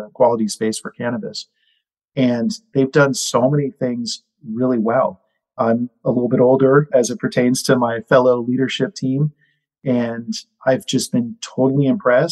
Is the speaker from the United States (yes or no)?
yes; Northern California, United States; I grew up in NorCal